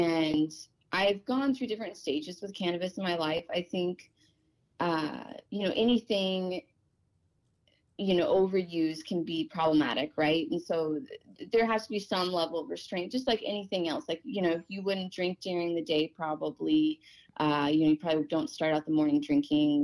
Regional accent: Oklahoma, United States; now in Port Angeles, United States; growing up in Oklahoma

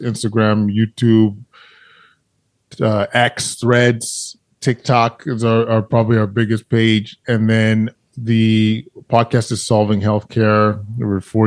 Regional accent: Alberta, Canada; I grew up in Alberta

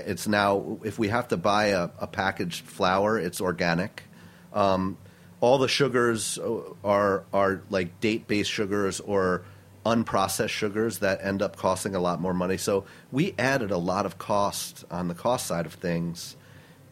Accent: Milton, New York, United States; I grew up upstate New York in a tiny town called Milton, New York, in the Hudson Valley

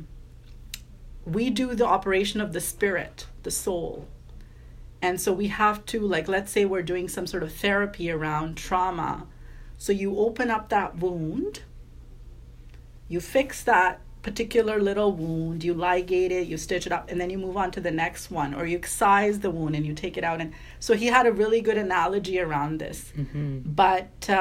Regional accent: Vancouver, British Columbia, Canada; moved away as an adult; I'm from Vancouver

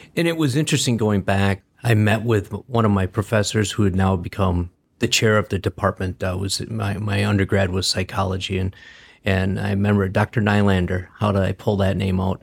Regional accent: Green Bay, Wisconsin, United States; now in Michigan, United States; I grew up in Wisconsin. I grew up in Green Bay.

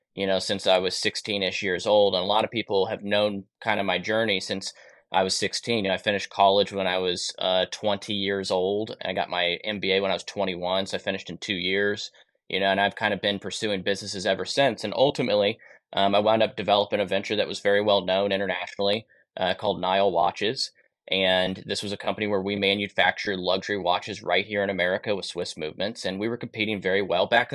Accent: Kansas, United States; also born or lived in Texas; grew up in Kansas

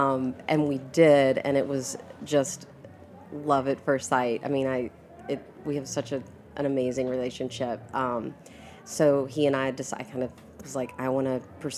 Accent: Coleman, Alabama, United States; now in California, United States; I'm from a small town, Coleman, Alabama, which is about 40 miles north of Birmingham.

